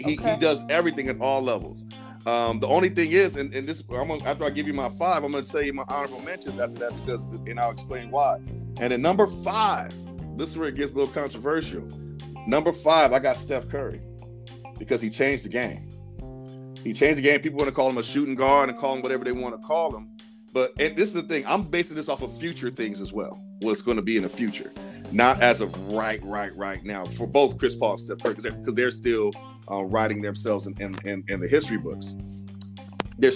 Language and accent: English; Sierra Leone; I'm from Sierra Leone